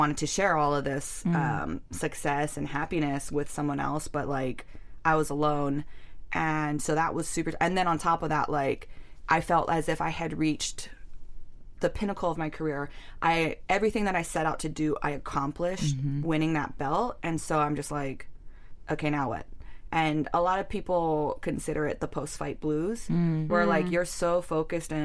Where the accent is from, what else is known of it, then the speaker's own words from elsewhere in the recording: Hawaii, United States; it's Hawaii, it's my hometown